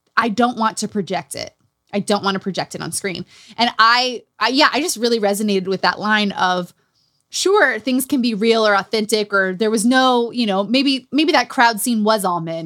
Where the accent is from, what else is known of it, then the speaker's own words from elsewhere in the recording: Utah, United States; Growing up in Utah